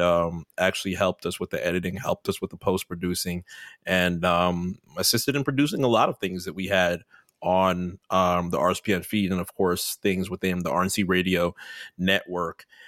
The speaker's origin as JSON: {"language": "English", "town": "New York City", "region": "New York", "country": "United States", "tie": "born or raised there", "moved": "yes", "said": "I was born in New York City"}